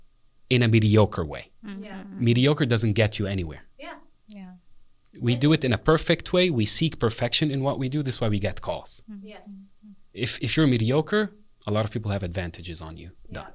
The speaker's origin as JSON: {"language": "English", "country": "Lebanon", "moved": "yes", "said": "Our asset was our language in this place, you know, which I never thought when I came from Lebanon that me speaking Arabic, French, and English was a thing."}